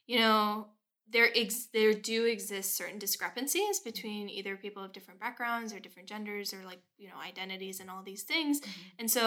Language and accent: English; Massachusetts, United States; I grew up in Massachusetts